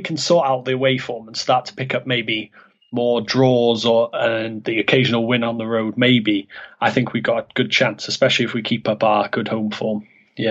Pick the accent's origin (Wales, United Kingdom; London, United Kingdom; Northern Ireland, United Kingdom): Wales, United Kingdom; Cardiff; moved away as an adult; now in Oviedo, Spain; I'm from Cardiff in Wales